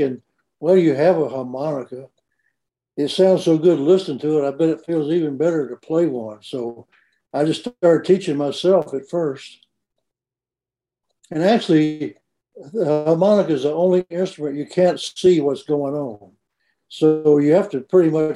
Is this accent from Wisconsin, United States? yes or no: no; Memphis, Tennessee, United States; also born or lived in Mississippi; I grew up in Memphis